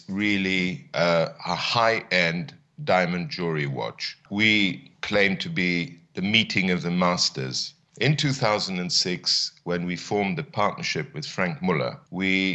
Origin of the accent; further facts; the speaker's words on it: Addis Ababa, Ethiopia; moved away; also born or lived in London, United Kingdom; my ambition was to return to Ethiopia to join my father in his small business, but an exciting business in Addis Ababa